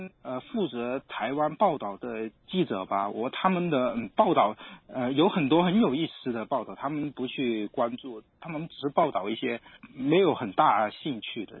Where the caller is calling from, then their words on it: Guangdong, China; 我从广东。